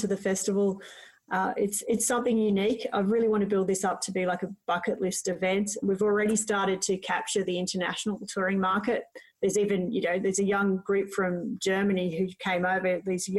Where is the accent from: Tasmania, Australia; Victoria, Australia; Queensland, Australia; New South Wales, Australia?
New South Wales, Australia; Cowra; moved away as an adult; also born or lived in Brisbane, Australia; now in Parkes, Australia; I grew up in Cowra, only an hour away.